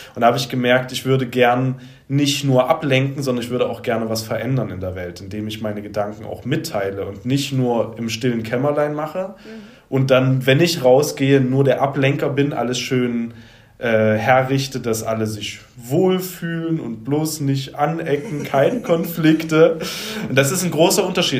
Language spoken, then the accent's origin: German; Leipzig, Saxony, Germany; ich komme aus Leipzig